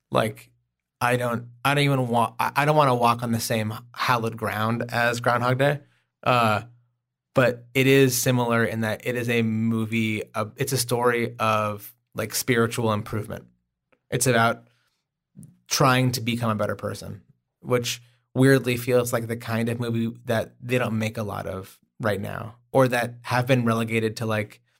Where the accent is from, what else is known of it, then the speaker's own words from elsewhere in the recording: Oklahoma, United States; I am from Oklahoma.